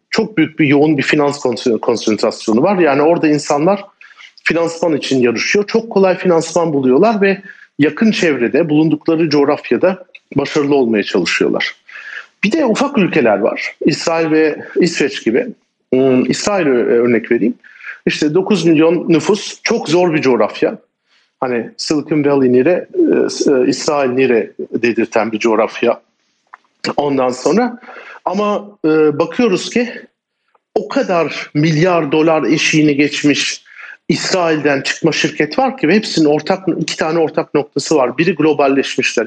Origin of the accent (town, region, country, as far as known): Turkey